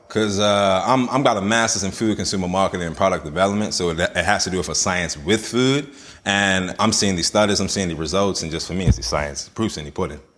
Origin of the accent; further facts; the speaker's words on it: Bermuda; moved away; also born or lived in Ohio / England / America; I was born in Ohio, but raised in Bermuda.